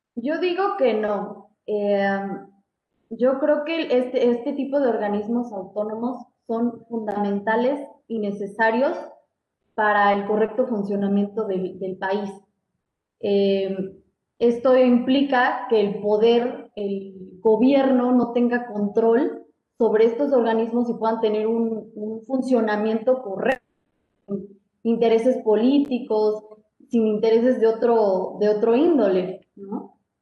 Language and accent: Spanish; Mexico; como mexicanos